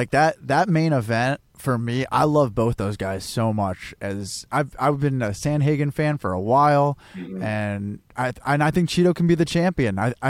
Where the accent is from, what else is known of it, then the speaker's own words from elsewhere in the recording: United States; Like, they are, I mean, we're American.